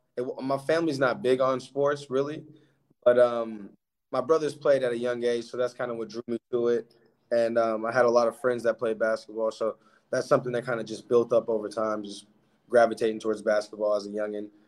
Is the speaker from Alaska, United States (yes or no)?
yes; Alaska, United States; moved away as an adult; now in Portugal; born and raised in Alaska